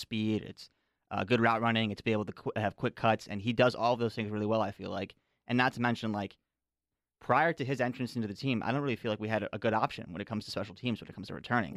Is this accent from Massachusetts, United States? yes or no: no; outside of Chicago, Illinois, United States; I grew up outside of Chicago, as I said, my whole life